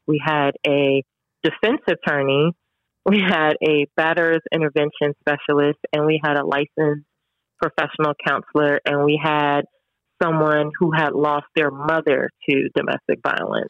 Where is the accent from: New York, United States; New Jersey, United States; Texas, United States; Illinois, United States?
New Jersey, United States; growing up in Jersey